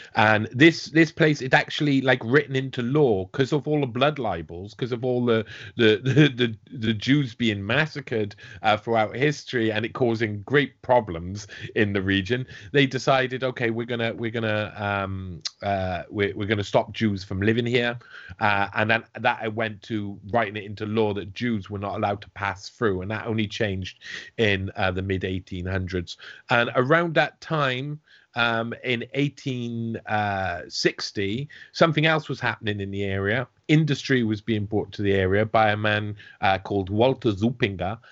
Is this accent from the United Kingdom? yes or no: yes; South Wales, United Kingdom; I'm from South Wales